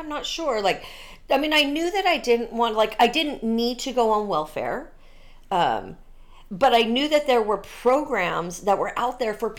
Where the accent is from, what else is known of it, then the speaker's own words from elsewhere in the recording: Santa Maria, California, United States; Born and raised in California, both born and raised in Santa Maria.